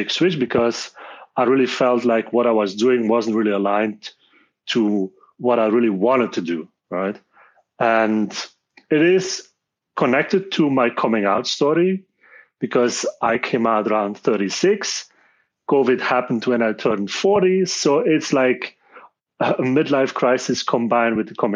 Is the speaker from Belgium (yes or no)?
yes; Belgium; I'm born and raised in Belgium